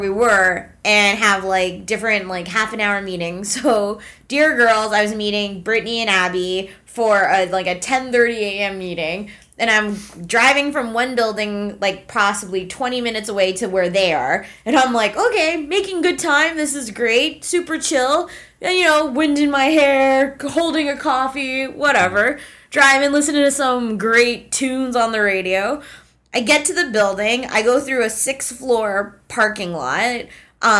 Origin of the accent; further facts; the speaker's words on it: Canada; trusting Canadian that I am